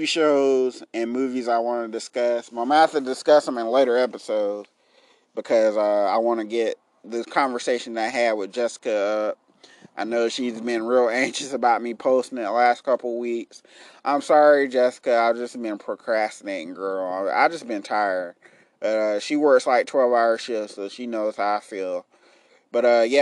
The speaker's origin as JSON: {"language": "English", "town": "Enterprise", "region": "Alabama", "country": "United States", "tie": "born or raised there", "said": "in my hometown, if you live in Enterprise"}